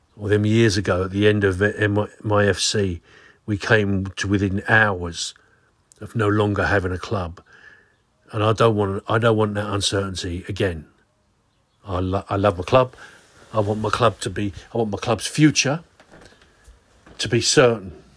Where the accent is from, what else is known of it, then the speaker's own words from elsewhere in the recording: Swanscombe, South East England, United Kingdom; I was raised in Swanscombe.